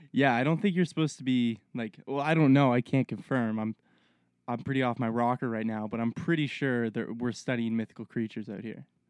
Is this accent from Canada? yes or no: yes; Halifax, Nova Scotia, Canada; now in British Columbia, Canada; I'm from Halifax, Nova Scotia.